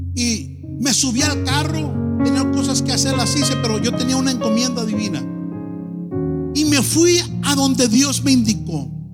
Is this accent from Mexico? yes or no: yes; Tijuana, Baja California, Mexico; now in Los Angeles, United States; Yo soy de Tijuana.